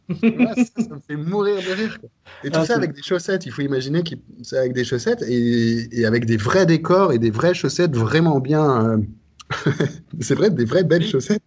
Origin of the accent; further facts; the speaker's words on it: Brussels, Brussels-Capital Region, Belgium; also born or lived in Reims, France / Netherlands; je suis arrivé en Belgique, j'avais deux, deux ou trois ans, quelque chose comme ça. Et voilà, donc je suis français de fait, mais belge de cœur, très certainement